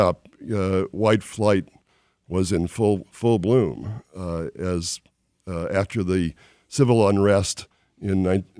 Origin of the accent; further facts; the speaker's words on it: Detroit, Michigan, United States; moved away as an adult; now in Baltimore, United States; from my house on Houghton and Fargo is the area where I grew up on the Northwest Side.